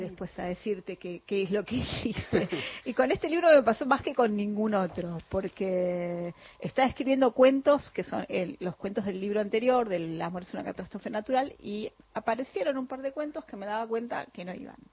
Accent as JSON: {"language": "Spanish", "town": "San Martín", "region": "Buenos Aires Province", "country": "Argentina", "said": "los dos somos de San Martín"}